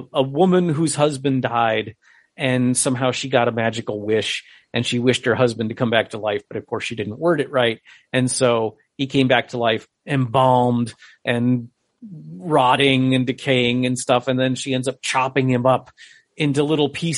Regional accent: Connecticut, United States; moved away; I'm originally from Connecticut

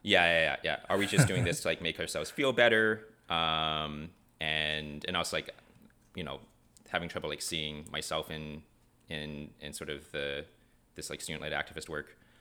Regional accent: Canada; moved away as an adult; also born or lived in Vancouver, British Columbia / rural Alberta / Chicago; I am Originally from Canada. Uh, I was born in Vancouver, uh, but also, uh, lived for eight years in rural, uh, Alberta

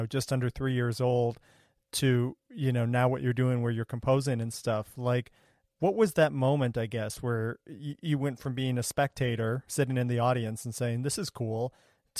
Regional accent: Ohio, United States; I grew up in Ohio

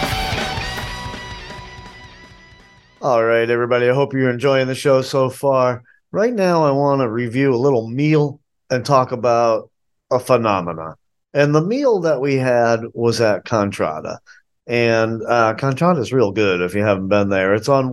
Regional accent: New England, United States; now in Asheville, United States; Growing up in New England

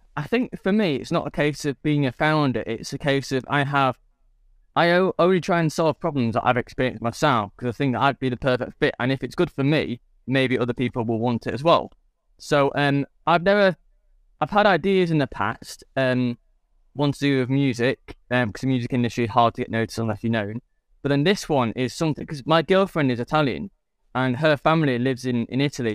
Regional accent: England, United Kingdom; I'm English

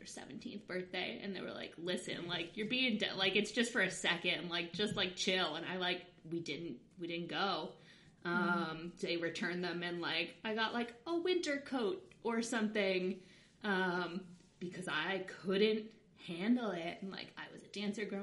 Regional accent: Long Island, New York, United States; I'm from Long Island, so it was close to the city

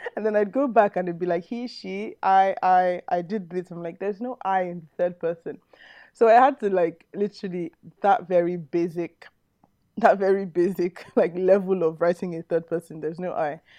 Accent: Nigeria; just a Nigerian

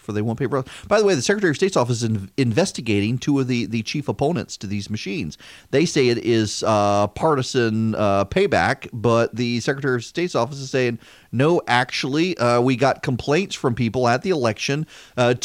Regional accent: Louisiana, United States; I'm from Louisiana

